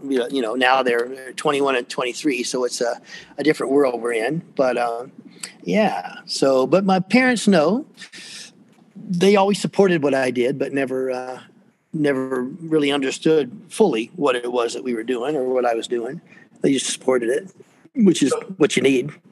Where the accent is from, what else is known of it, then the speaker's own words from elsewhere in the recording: Atlanta, Georgia, United States; I grew up here, believe it or not. Uh, there aren't many of us really from from this area. I was born in Fort McPherson, which is down in East Point, south of town